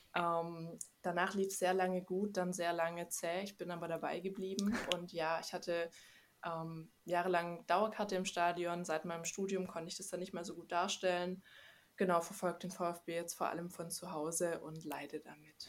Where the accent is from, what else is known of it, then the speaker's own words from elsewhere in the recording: Stuttgart, Baden-Württemberg, Germany; ich komme aus Stuttgart, ähm, bin hier auch geboren und ausgewachsen